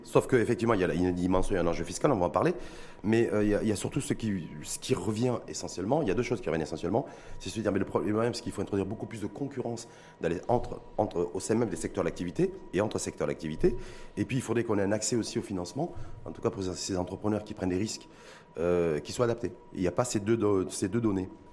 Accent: Morocco; chez nous, au Maroc

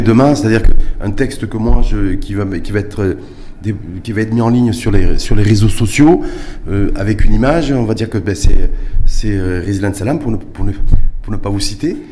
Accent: Morocco; chez nous, au Maroc

